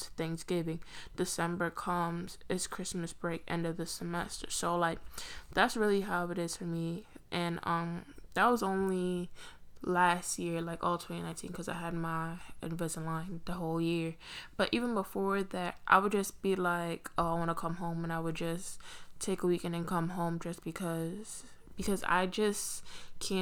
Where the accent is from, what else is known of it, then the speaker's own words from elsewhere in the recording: New York City, New York, United States; also born or lived in Pennsylvania; I grew up in Brooklyn, spent most of my life there